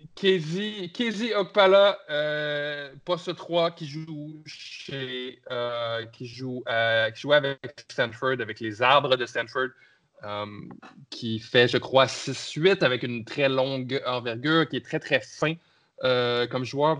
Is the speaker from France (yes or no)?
no; Canada; votre Canadien préféré